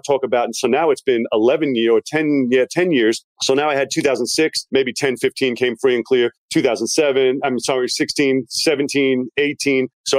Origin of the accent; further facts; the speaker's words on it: Long Island, New York, United States; moved away; also born or lived in Virginia; I'm from Long Island, New York, but I moved to Virginia, which is why my accent's a little bit confused.